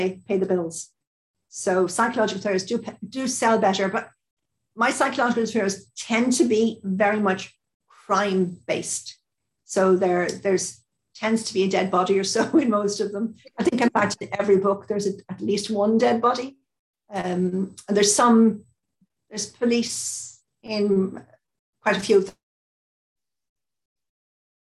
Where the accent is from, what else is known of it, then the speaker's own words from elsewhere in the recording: Ireland; I'm Irish